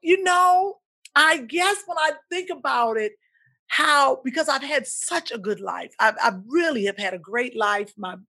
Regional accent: Midwest, United States; So growing up, and then growing up in the Midwest, as you know, it was just a good life.

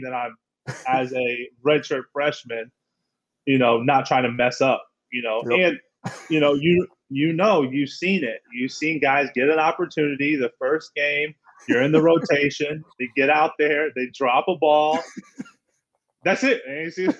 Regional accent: Kearney, Missouri, United States; I'm from Kansas City. I felt like my whole town of Kearney was there

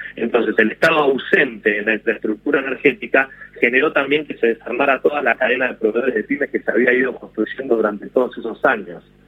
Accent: Argentina; como argentino

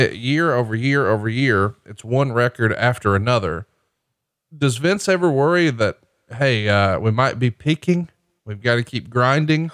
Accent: Alabama, United States; moved away; my home state of Alabama

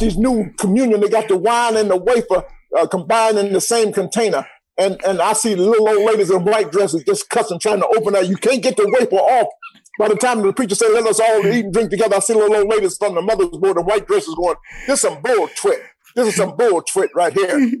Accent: Atlanta, Georgia, United States; born and raised in Atlanta.

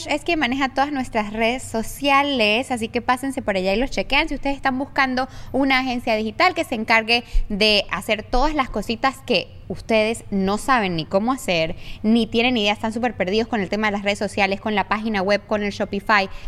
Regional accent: San Cristóbal, Táchira, Venezuela; Lo que pasa es que yo soy de San Cristóbal

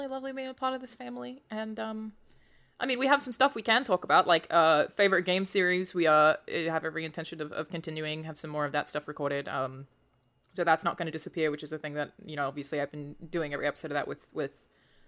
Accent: Australia; I'm Australian

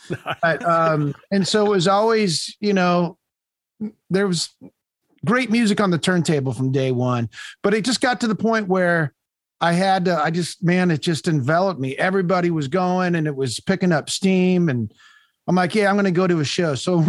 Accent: Southern California, United States; So I grew up in Southern California.

